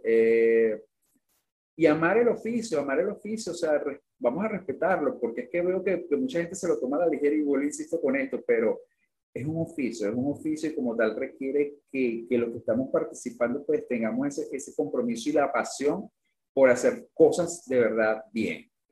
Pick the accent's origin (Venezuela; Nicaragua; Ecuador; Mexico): Venezuela; siendo venezolano